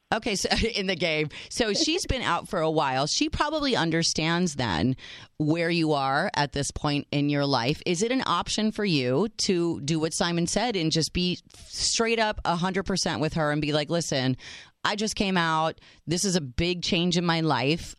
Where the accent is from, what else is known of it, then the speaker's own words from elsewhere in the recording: United States; I am the American